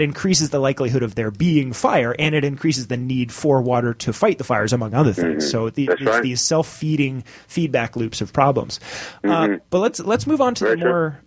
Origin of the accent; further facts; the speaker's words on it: Canada; as a Canadian